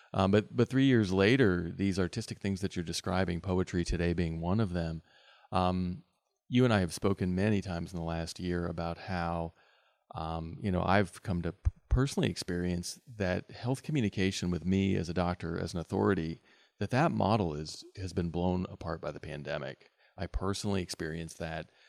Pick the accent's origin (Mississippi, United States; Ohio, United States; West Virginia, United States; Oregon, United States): West Virginia, United States; being a native West Virginian